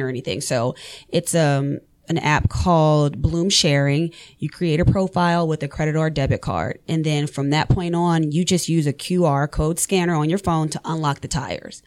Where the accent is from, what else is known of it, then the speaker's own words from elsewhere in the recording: New Orleans, Louisiana, United States; moved away as an adult; now in Forsyth County, Georgia, United States; I'm born and raised in New Orleans